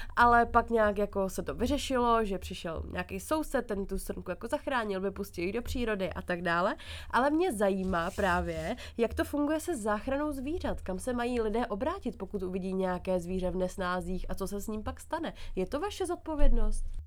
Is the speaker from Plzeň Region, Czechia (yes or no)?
no; Krásná Lípa, Ústí nad Labem Region, Czechia; pocházím z Krásné Lípy